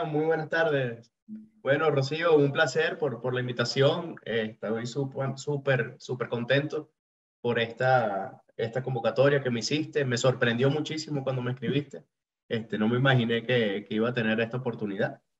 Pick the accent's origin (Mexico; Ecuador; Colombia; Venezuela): Venezuela; moved away; yo me vine hace cuatro años de Venezuela.